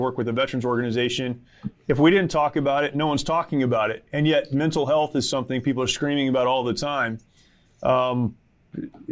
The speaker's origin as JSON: {"language": "English", "country": "United States", "said": "as an American"}